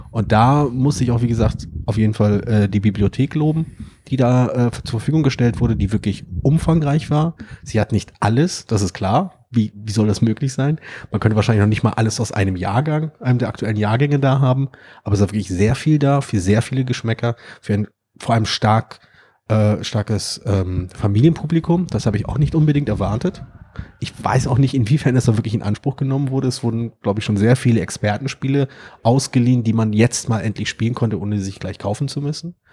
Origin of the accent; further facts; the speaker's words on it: Berlin, Germany; also als ansässiger Berliner, als gebürtiger Berliner, ist das halt auch vor allem ein, ähm, eine Veranstaltung, die ich in dieser Art noch nicht kannte